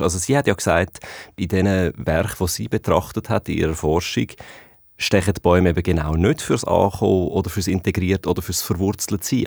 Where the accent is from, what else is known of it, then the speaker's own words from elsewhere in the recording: Switzerland; bei uns in der Schweiz